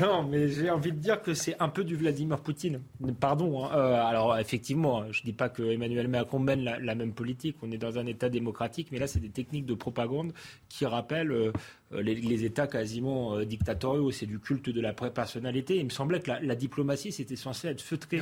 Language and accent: French; France; en tant que Français